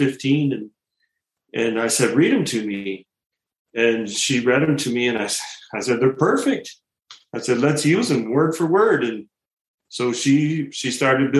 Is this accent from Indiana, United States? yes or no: no; Pinconning, Michigan, United States; moved away as an adult; I grew up in Pinconning, Michigan, very small town in the country